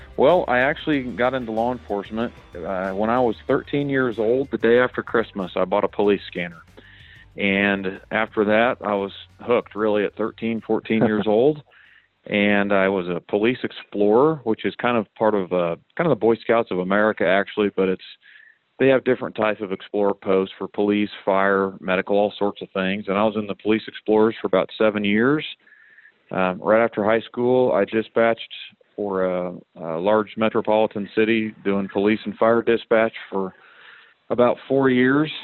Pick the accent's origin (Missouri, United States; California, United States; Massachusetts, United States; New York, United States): Missouri, United States; now in Kansas, United States; I grew up over in Missouri